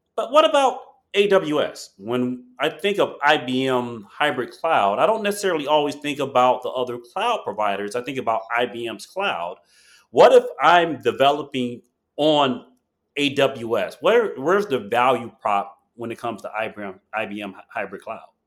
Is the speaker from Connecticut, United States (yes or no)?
no; Chicago, Illinois, United States; I'm from Chicago